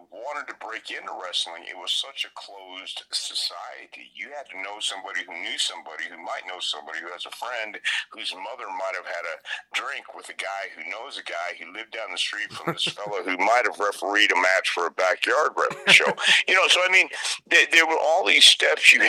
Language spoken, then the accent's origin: English; Houston, Texas, United States; I grew up in the Sam Houston Coliseum from the time I was 10 years old